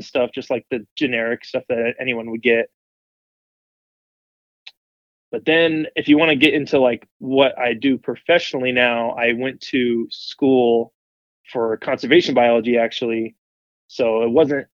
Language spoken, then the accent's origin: English; South Florida, United States; moved away as an adult; now in El Paso, United States; I grew up in South Florida, so already there, you know, that's home to all kinds of wildlife.